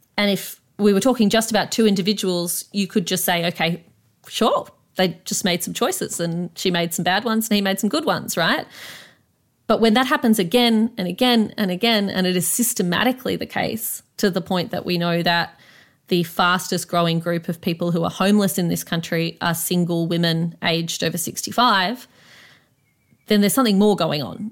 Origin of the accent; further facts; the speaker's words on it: Canberra, Australian Capital Territory, Australia; growing up in Canberra